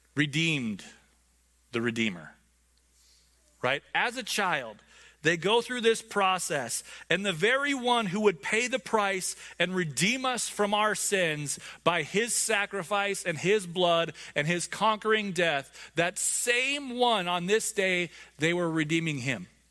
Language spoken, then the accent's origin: English; United States; I'm an American.